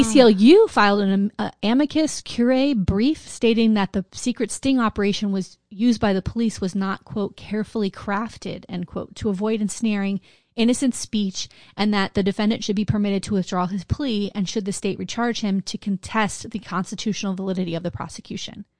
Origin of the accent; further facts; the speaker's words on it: Wilton Manors, Florida, United States; I grew up in Wilton Manors